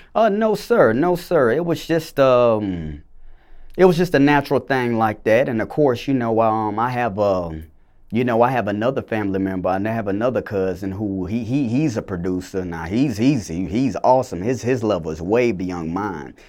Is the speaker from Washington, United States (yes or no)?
no; Clayton County, Georgia, United States; also born or lived in Macon, Georgia; originally I was born in Macon, Georgia, but I was raised in, uh, Clayton County, you know, the south side of the metro area of Atlanta